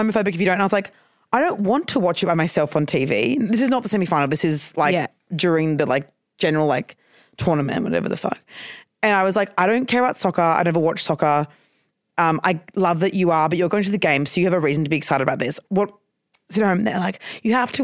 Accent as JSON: {"language": "English", "town": "Brisbane", "region": "Queensland", "country": "Australia", "moved": "yes", "said": "I'm from Queensland"}